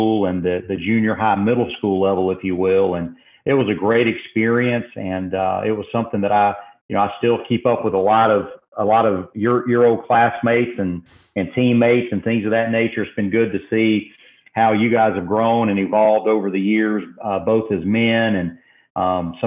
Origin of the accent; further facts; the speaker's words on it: Macon, Georgia, United States; moved away as an adult; also born or lived in Oklahoma; my hometown of Macon, Georgia